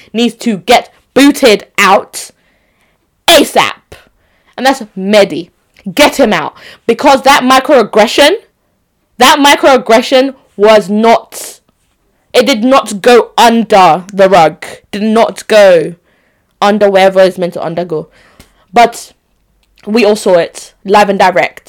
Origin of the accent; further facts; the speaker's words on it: Onitsha, Anambra, Nigeria; also born or lived in Enugu; I, Nigerian babe, born in Onitsha. No, I was born in Enugu, who am I lying? But Onitsha babe, Onitsha Central.